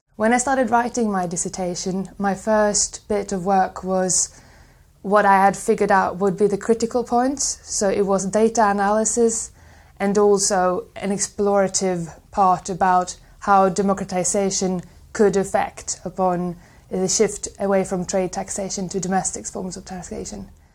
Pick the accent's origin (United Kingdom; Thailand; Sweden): Sweden; I am from Sweden